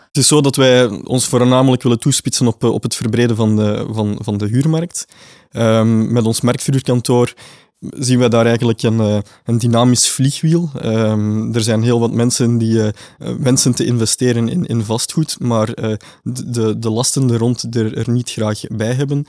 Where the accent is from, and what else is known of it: Flanders, Belgium